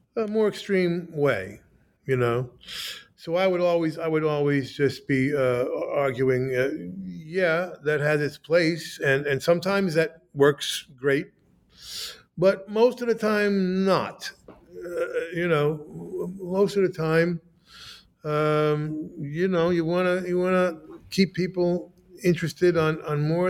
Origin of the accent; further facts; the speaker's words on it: United States; also born or lived in New Jersey; I'm an American